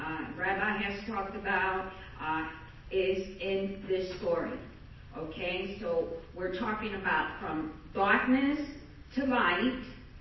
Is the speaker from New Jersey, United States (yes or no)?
yes; New Jersey, United States; now in Florida, United States; I came from New Jersey with an idol from Santeria that was supposed to bring me protection against any evil around me.